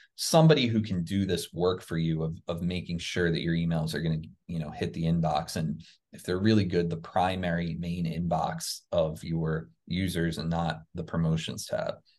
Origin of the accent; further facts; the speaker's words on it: New Jersey near Philadelphia, United States; now in Florida, United States; I grew up in New Jersey near Philadelphia, Pennsylvania